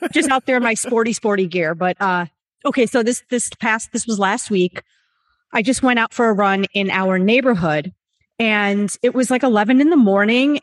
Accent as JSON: {"language": "English", "town": "New York City", "region": "New York", "country": "United States", "tie": "born or raised there", "said": "I'm from New York City"}